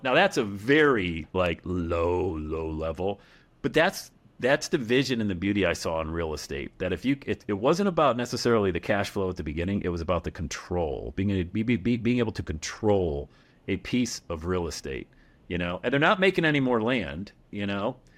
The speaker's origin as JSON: {"language": "English", "town": "Bradford", "region": "Pennsylvania", "country": "United States", "tie": "born or raised there", "said": "Back in my hometown of Bradford, P A, bought a duplex"}